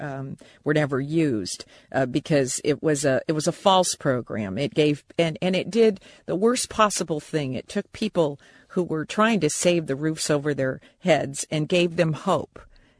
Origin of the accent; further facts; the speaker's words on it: Japan; I was raised in Japan and other parts of Asia, and it's very common there for mortgages to be 99 years.